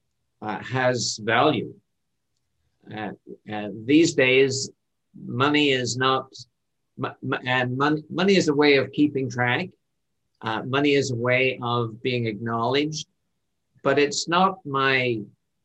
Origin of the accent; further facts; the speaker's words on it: Ireland; now in Canada; My home country is Ireland, and I'm an immigrant to Canada